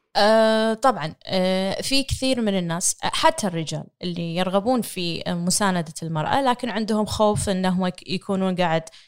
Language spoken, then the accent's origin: Arabic; Kuwait; امرأة كويتية أحمل الجنسية الكويتية